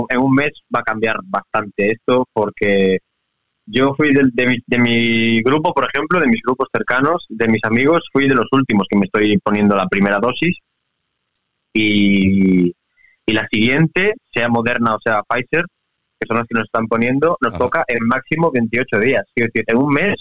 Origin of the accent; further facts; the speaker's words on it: Santiago de Compostela, Galicia, Spain; moved away as an adult; also born or lived in Southampton; now in Barcelona, Spain; yo soy de Santiago de Compostela.